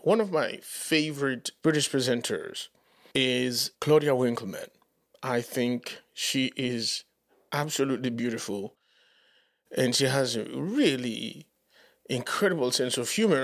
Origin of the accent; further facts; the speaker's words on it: Dominican Republic; English is a second language; moved away as an adult; now in United States; I'd never lived in the U S, right? In the Dominican Republic